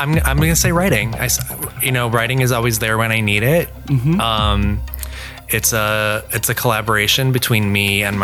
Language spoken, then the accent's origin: English; Eagle, Wisconsin, United States; moved away; I grew up in a town called Eagle, Wisconsin, home to 1,008 people when I was there